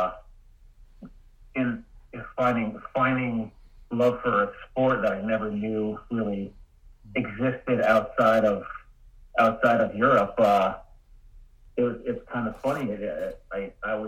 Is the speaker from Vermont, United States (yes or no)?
yes; Rutland, Vermont, United States; I grew up right here in Vermont, down in the Rutland area.